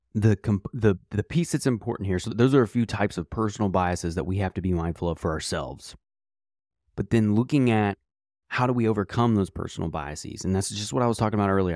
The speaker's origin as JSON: {"language": "English", "country": "United States", "said": "as an American"}